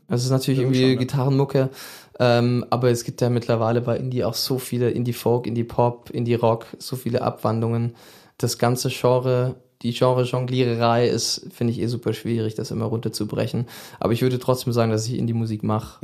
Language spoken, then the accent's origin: German; Biberach, Baden-Württemberg, Germany; moved away as an adult; also born or lived in Switzerland; now in Berlin, Germany; ich bin ja im Süden groß geworden in der Schweiz und in Süddeutschland geboren und auch dann da Großteil der Schule gemacht